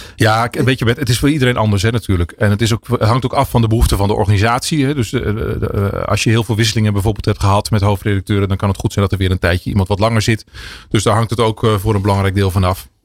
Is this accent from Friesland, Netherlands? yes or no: no; Drenthe, Netherlands; moved away as an adult; Want ik kom uit Drenthe oorspronkelijk. Daar ben ik opgegroeid.